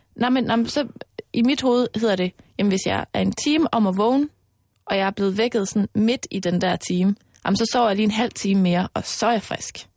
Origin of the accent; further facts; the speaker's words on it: Mols, Central Denmark Region, Denmark; moved away; also born or lived in Aarhus; jeg er jo vokset op ude på Mols, hvor der er rigtig, rigtig meget live-rollespil